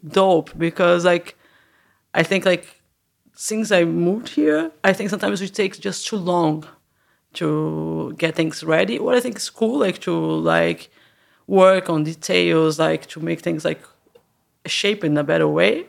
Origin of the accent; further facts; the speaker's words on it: Santos, São Paulo, Brazil; moved away as an adult; now in Berlin, Germany; I was born in Santos. That is really it's like a uh, by the coast, an hour away from São Paulo.